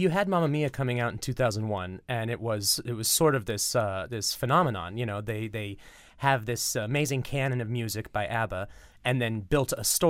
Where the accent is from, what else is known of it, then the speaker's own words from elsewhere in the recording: California, United States; moved away; California originally.